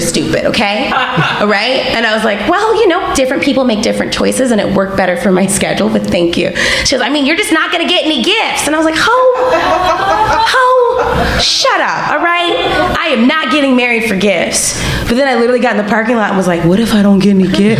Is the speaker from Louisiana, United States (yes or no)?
yes; Louisiana, United States; I'm from Louisiana and I'm like Creole through and through